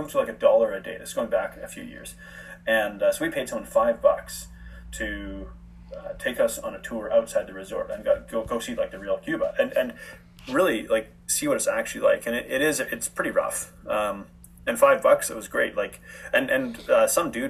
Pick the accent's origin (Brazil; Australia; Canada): Canada; moved away as an adult; also born or lived in Guadalajara, Mexico / South Africa; I'm from Canada and it's part of North America.